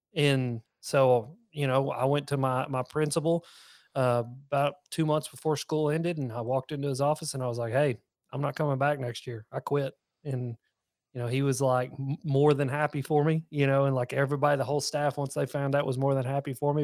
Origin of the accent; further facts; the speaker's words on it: the South, United States; accent: southern twang; a little south, something southern twang in there